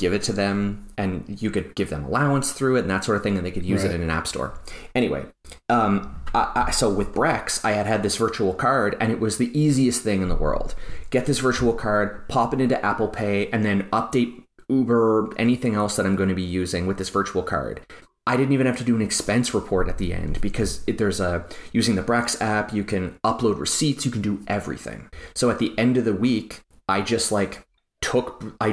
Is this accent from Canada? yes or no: yes; Canada; they know me as a Canadian in this bank account